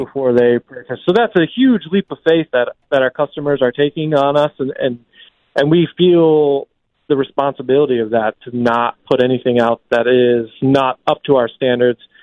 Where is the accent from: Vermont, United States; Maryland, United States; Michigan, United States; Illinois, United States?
Vermont, United States; also born or lived in Staten Island, New York; now in Albany area, United States; I grew up in Vermont